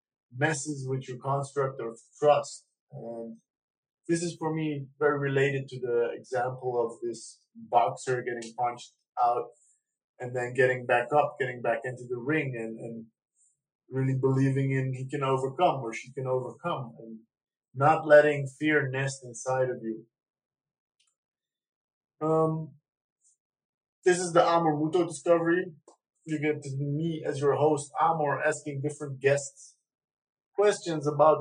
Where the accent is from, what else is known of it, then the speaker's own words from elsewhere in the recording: Netherlands; also born or lived in Iran; I grew up in Holland from the age of 6.